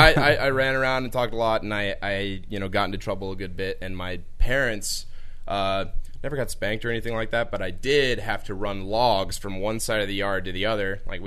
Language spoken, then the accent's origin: English; Texas, United States; also born or lived in Mississippi; now in Oxford, Mississippi, United States; I grew up in Texas.